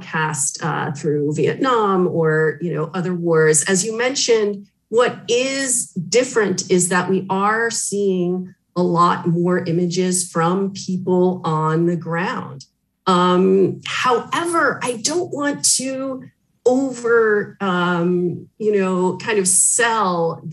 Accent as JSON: {"language": "English", "region": "Northwest Ohio", "country": "United States", "tie": "born or raised there", "moved": "yes", "lives_now": "Paris, France", "said": "I grew up in Northwest Ohio, right on the Michigan border"}